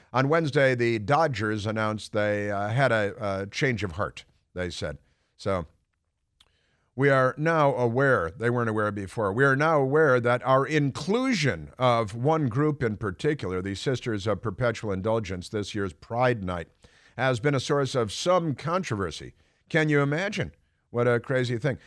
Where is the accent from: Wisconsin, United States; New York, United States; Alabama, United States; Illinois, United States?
Illinois, United States; Chicago; moved away; I'm from the Midwest, uh, you know, from the Chicagoland area